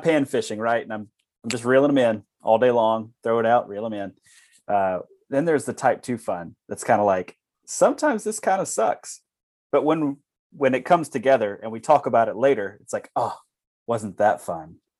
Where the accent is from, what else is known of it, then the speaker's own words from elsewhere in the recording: Alabama, Louisiana, Deep South, United States; now in Wisconsin, United States; I'm from, uh, the deep south, Alabama, Louisiana.